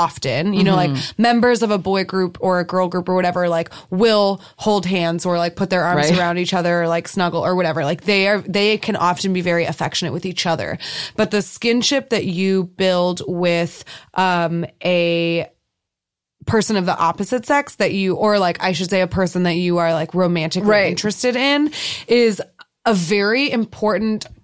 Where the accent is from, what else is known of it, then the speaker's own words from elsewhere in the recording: United States; as an American